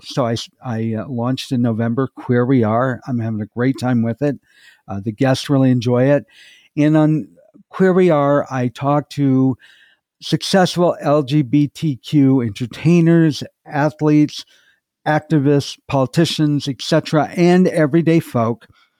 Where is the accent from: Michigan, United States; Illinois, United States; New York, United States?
Michigan, United States; also born or lived in North Carolina; Well, I'm originally from either Michigan or North Carolina, depending on what time of my life that we're talking about.